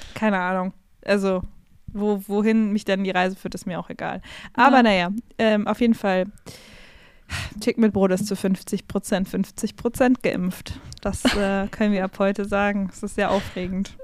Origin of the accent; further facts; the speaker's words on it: Regensburg, Bavaria, Germany; ich bin ja born and raised in Regensburg